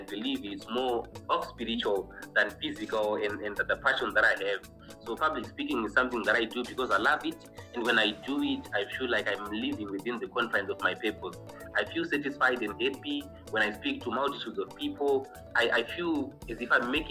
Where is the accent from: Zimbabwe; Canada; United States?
Zimbabwe; I'm from Zimbabwe, originally from Zimbabwe